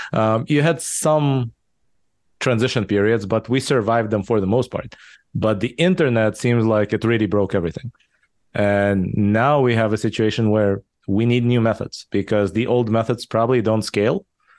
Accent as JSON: {"language": "English", "country": "Israel", "tie": "born or raised there", "also_born_or_lived": "Soviet Union / Japan / California", "second_language": "English", "lives_now": "United States", "said": "I was born in the Soviet Union, raised in Israel. I lived in Japan for a while, then in California, in the Bay Area for 10 years. Now I've been in Texas for the past 6 years."}